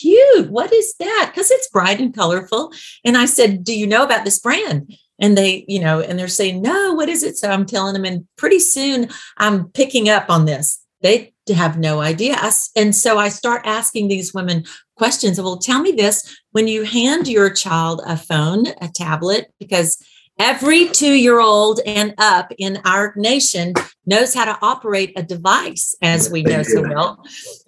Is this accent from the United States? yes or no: yes; Birmingham, Alabama, United States; I'm from the South. I'm from the deep South.